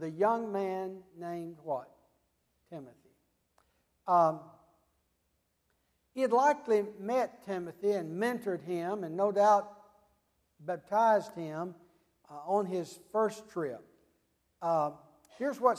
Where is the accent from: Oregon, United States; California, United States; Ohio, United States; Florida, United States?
Florida, United States; Tallahassee; my hometown, Tallahassee